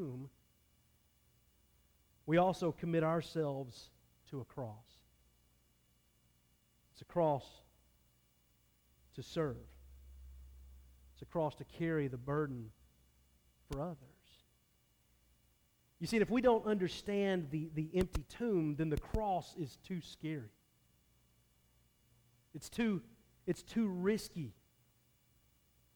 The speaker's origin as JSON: {"language": "English", "country": "United States", "said": "as American Christians"}